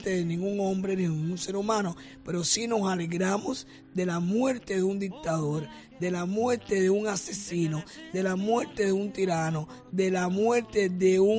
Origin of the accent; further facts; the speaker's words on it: Cuba; Como todo cubano lo sentimos mucho y en mi opinión propia lo sentí doblemente.